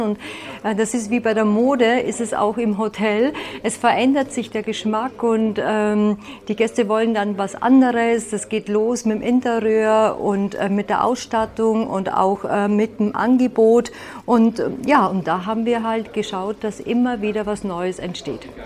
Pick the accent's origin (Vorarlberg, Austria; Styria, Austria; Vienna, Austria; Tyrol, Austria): Vienna, Austria; moved away as an adult; also born or lived in Salzburg / Munich; now in Allgäu, Germany; Ich komme ja ursprünglich aus Wien